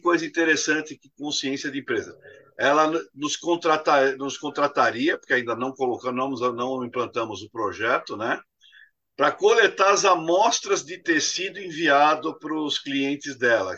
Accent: Brazil; Eu cresci falando que o Brasil era abundante em água

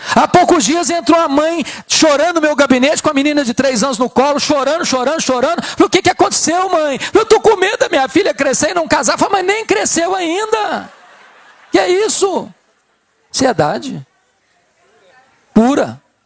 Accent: Espírito Santo, Brazil; Eu sou do estado do Espírito Santo

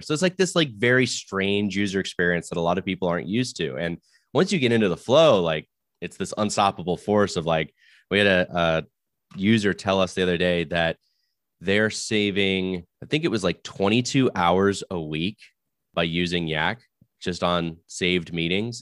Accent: Florida, United States; now in Silicon Valley, United States; I may live in the world of the valley, but I'm actually from Florida

